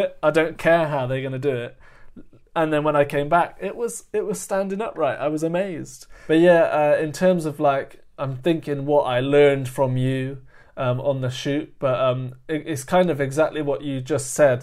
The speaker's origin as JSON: {"language": "English", "region": "London", "country": "United Kingdom", "said": "I'm over from London"}